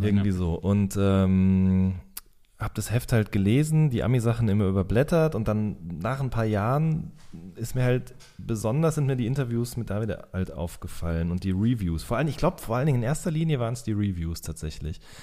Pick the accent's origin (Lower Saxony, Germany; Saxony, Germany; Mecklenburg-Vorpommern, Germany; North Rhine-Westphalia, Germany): North Rhine-Westphalia, Germany; Hagen; bei der Westfalenpost in äh, Hagen und Limburg, wo ich herkomme